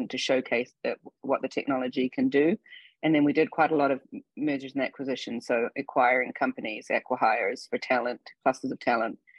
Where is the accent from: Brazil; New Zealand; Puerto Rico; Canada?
New Zealand; moved away as an adult; also born or lived in India / Australia / Hong Kong; now in United States; I was born in India, but grew up in New Zealand.